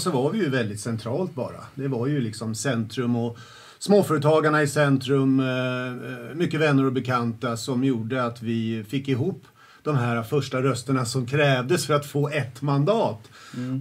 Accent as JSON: {"language": "Swedish", "town": "Södertälje", "region": "Stockholm County", "country": "Sweden", "tie": "born or raised there", "said": "jag är uppväxt i Södertälje, eh, centralt, eh, i, i liksom Kallhov"}